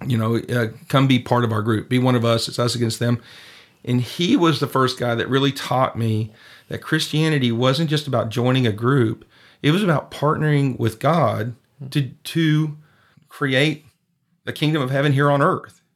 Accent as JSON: {"language": "English", "region": "East Texas", "country": "United States", "moved": "as an adult", "lives_now": "San Cristobal, Mexico", "said": "I'm originally from East Texas"}